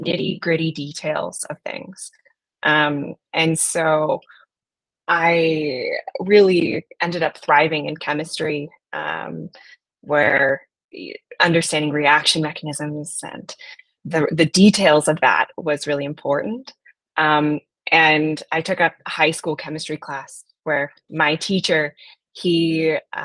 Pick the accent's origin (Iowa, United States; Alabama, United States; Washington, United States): Washington, United States; Black Diamond; I grew up in a town called Black Diamond